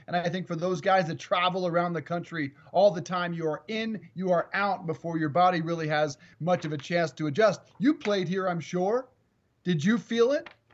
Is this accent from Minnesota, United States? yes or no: no; Colorado, United States; now in East Coast, United States; the altitude down here in Colorado, it is my home state, but it is devastating for a guy who lives on the East Coast